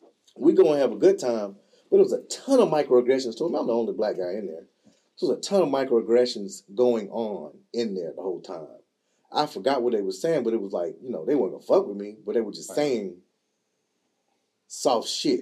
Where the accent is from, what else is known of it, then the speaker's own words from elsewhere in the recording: Robeson County, North Carolina, United States; I'm from Robinson County, which is at the bottom of the state in the South. So in our county, there are three races. There's black, white, and Native American. We call them Indians. So the Lumbees.